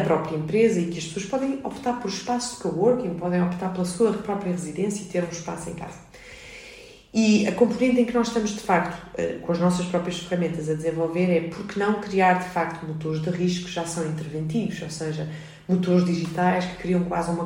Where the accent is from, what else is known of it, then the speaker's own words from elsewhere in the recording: Lisbon, Portugal; nasci em Lisboa em 1980, sempre Vivi, estudei e trabalhei na cidade de Lisboa